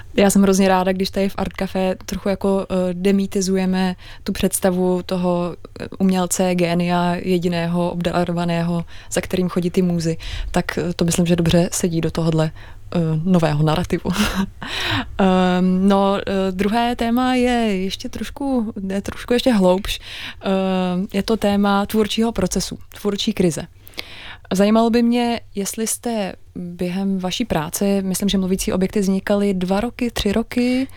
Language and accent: Czech; Prague, Czechia; jsem se narodila v Praze